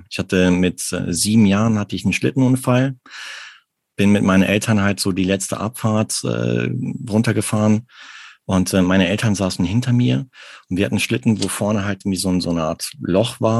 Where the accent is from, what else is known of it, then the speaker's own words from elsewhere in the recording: Arnsberg, North Rhine-Westphalia, Germany; Also ich bin im Sauerland groß geworden und zwar in Arnsberg.